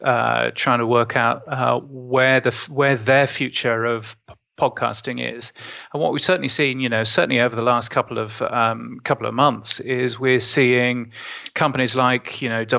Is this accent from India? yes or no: no; United Kingdom; now in Australia; being a Brit and having worked for the BBC